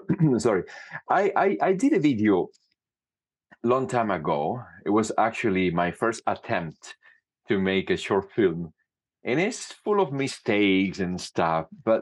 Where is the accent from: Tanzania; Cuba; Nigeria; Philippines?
Cuba; moved away as an adult; also born or lived in Canada; now in Italy; I studied music in Cuba. I was born in Cuba, and I did music for a long